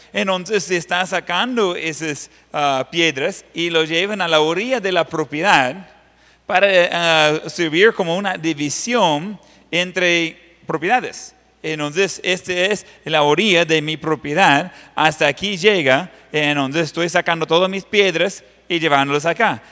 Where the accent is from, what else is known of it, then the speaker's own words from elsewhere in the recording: Ohio, United States; Spanish is a second language; moved away; la finca donde yo crecí, en Ohio.